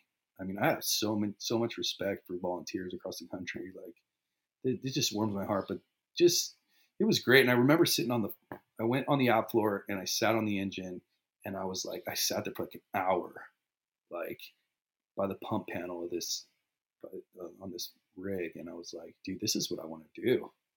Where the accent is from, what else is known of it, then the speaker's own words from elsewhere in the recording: Riverside, California, United States; born there; I was born in Riverside, California.